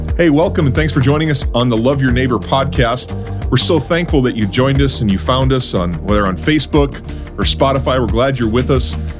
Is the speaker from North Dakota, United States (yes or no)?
yes; North Dakota, United States; now in Brandon, South Dakota, United States; I'm a North Dakota kid. I'm a transplant, too